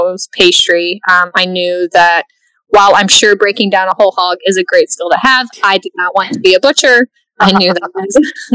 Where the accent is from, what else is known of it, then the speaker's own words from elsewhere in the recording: Dallas, Texas, United States; also born or lived in Portland; I grew up here in Dallas, lived here